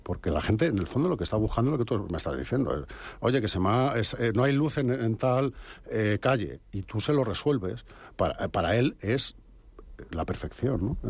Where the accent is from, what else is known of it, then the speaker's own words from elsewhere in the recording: Robledo de Chavela, Community of Madrid, Spain; yo soy de Robledo